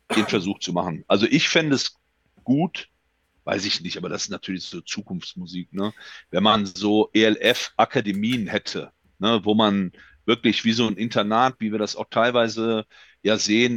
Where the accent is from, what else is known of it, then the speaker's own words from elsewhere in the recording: Germany; also born or lived in Düsseldorf; bei uns in Deutschland